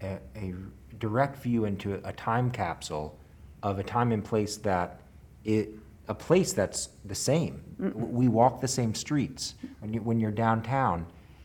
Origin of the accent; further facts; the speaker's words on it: Memphis, Tennessee, United States; also born or lived in Israel; I grew up in Memphis, lived here pretty much my whole life